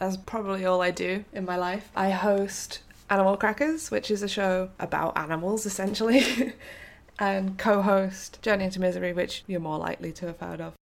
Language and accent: English; St Albans, East of England, United Kingdom; I grew up in a pretty small city. It's only a city in a sense it's got a cathedral.